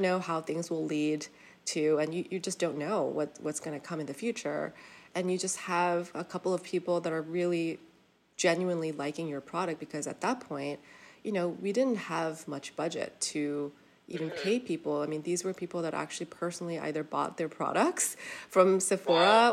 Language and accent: English; South Korea; moved away; we were born and raised in Korea